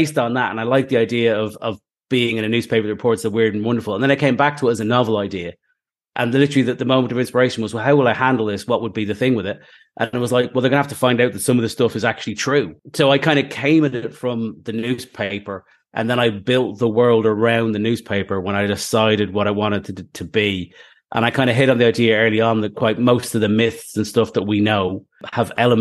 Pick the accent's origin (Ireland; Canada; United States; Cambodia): Ireland; Dublin, Leinster; also born or lived in Limerick / Manchester; now in Stockport, United Kingdom; I was born in Limerick, but I was there for about 3 weeks. I just got the passport and then I've moved to Dublin. So, yeah, I mean, being Irish is a big part of my thing. Again, the Dublin I grew up